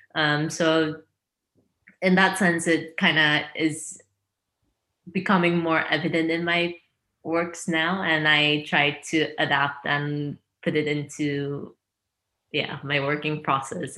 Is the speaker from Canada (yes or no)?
no; China; moved away; also born or lived in Korea; I'm half Chinese, half Korean, and I grew up in China and Korea, half and half kind of, but mostly in China